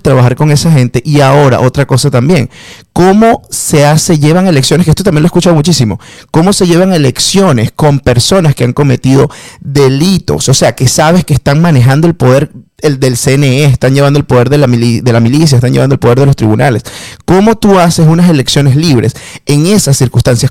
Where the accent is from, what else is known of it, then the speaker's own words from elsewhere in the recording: Venezuela; moved away; como venezolano en el exterior